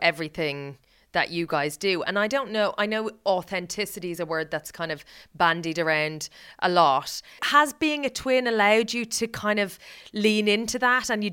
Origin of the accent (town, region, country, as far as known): Ireland